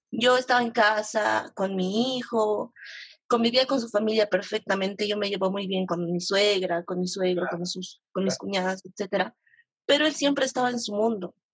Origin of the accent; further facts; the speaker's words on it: La Paz, Bolivia; De La Paz.